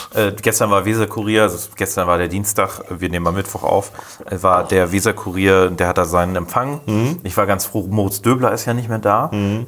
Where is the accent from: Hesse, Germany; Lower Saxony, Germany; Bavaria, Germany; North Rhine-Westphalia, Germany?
Lower Saxony, Germany; Rotenburg; now in Bremen, Germany; ich komme ja selber aus Rotenburg